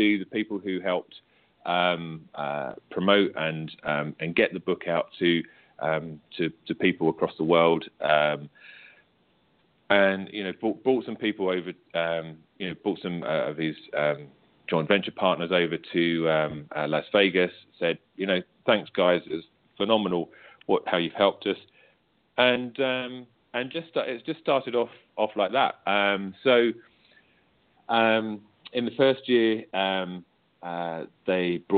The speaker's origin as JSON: {"language": "English", "country": "United Kingdom", "accent": "British", "said": "you can tell from me, from my accent, obviously, that I'm British"}